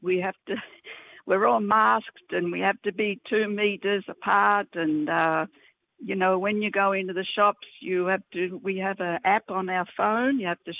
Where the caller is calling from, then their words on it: Suva, Fiji; I'm ringing from Fiji.